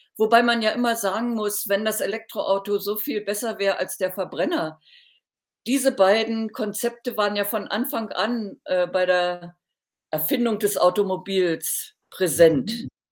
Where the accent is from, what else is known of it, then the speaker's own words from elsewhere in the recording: Thuringia, Germany; in meiner Heimatstadt in Thüringen